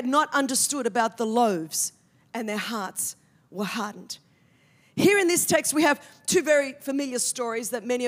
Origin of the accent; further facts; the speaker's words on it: Australia; I'm from Australia, where we speak the Queen's English.